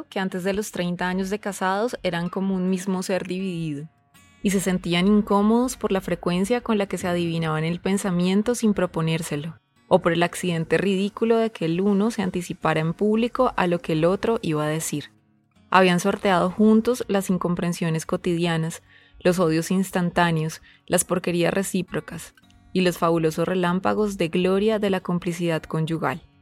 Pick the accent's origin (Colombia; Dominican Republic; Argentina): Colombia; Buga, Valle del Cauca; en, mi tierra se llama la dirección bugueña, que es la dirección con, con santo y seña